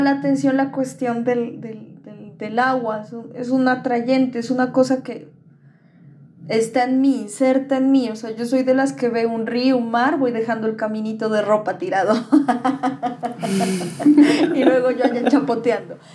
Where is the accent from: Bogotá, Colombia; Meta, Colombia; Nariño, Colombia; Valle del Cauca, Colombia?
Nariño, Colombia; Pasto; also born or lived in Popayán, Colombia; nos viniéramos a vivir acá, Pasto